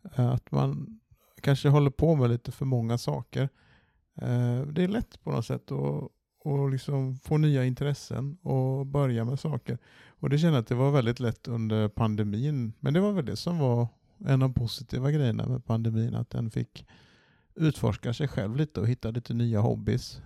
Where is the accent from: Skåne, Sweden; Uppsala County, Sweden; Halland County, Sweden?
Halland County, Sweden; Varberg; moved away; var hemma i Varberg någon dag och träffade familj